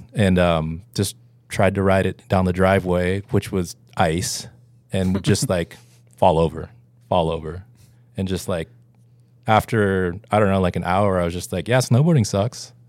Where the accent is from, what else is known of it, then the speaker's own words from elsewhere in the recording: Homer, Alaska, United States; moved away; I'm originally from Homer, Alaska